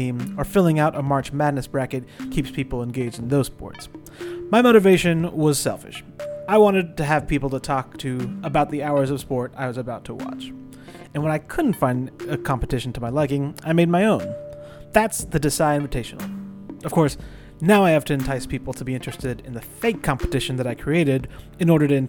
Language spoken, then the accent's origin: English; Cross Lanes, West Virginia, United States; That's my hometown, Cross Lanes, West Virginia.